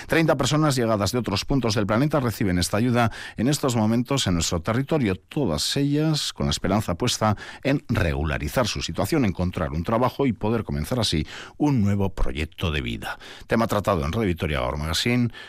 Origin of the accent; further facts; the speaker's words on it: Senegal; now in Vitoria, Spain; Yo soy de Senegal.